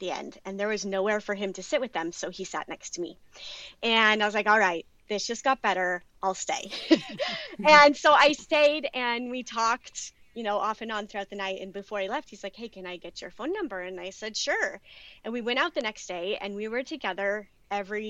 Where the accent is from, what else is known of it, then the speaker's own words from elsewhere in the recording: Boise, Idaho, United States; moved away as an adult; also born or lived in Pocatello, Idaho / Ohio / Pennsylvania / Oklahoma; I grew up mostly in Idaho, Boise, Idaho, and Pocatello, Idaho, which is in the middle of nowhere.